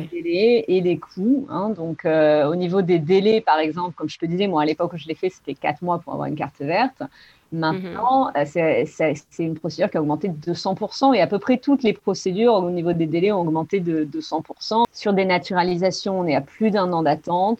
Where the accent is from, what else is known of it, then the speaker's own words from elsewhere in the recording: Podensac, Nouvelle-Aquitaine, France; moved away as an adult; also born or lived in Los Angeles, United States / Spain; now in Santa Barbara, United States; je viens d'un petit village qui s'appelle Podensac, dans le sud-ouest de la France